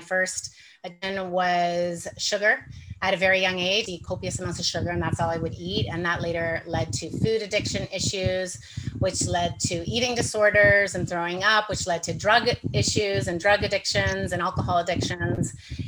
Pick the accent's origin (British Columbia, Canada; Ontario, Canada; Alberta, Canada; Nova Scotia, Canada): Ontario, Canada; Toronto; now in Nicaragua; I'm from Canada. I'm from Toronto, and I left Toronto 11 years ago. I sold everything I owned and decided I was going to live in the tropics.